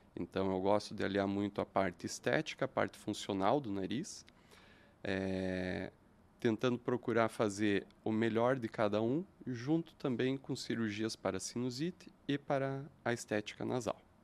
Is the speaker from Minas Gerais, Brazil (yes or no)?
no; interior of Santa Catarina, Brazil; moved away as an adult; now in Curitiba, Brazil